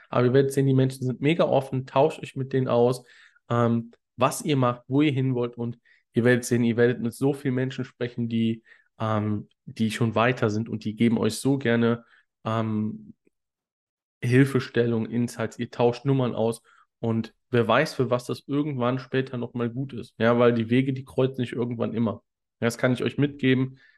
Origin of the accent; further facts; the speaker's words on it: Cologne, North Rhine-Westphalia, Germany; Ich komme ursprünglich aus Köln